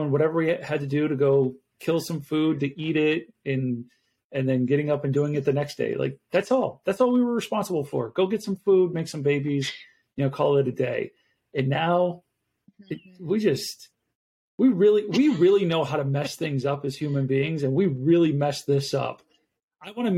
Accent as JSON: {"language": "English", "town": "Buffalo", "region": "New York", "country": "United States", "moved": "yes", "lives_now": "Arizona, United States", "said": "I'm originally from Buffalo, New York"}